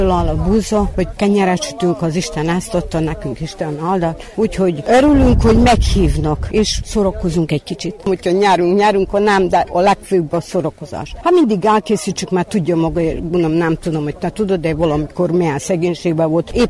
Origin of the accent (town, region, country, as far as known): Skorenovac, Vojvodina, Serbia